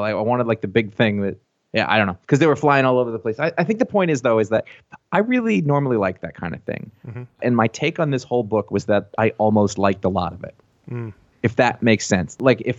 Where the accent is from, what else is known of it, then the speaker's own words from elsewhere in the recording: New England, United States; Oh, but I grew up in New England. Well, that's fucking appropriate. I fucking live here.